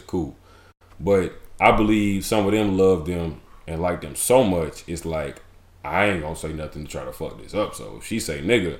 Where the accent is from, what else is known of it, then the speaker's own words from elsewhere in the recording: Lewisburg, Tennessee, United States; I'm from the Burbs. I'm from a town that's famous for goats, so you know I'm country as hell.